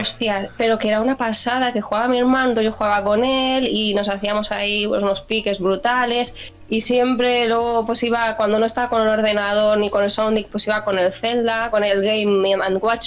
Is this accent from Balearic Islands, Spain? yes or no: no; Barcelona, Catalonia, Spain; soy de Barcelona